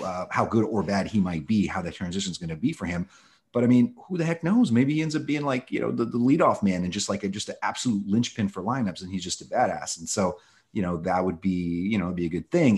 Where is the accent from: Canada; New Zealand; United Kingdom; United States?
United States; Los Angeles, California; born or raised there; also born or lived in Moscow, Russia